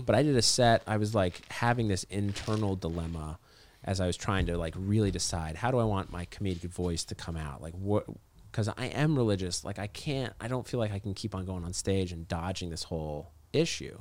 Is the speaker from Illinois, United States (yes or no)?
no; Orem, Utah, United States; moved away as an adult; also born or lived in North Carolina / Montreal, Canada; now in Los Angeles, United States; when I was growing up in Utah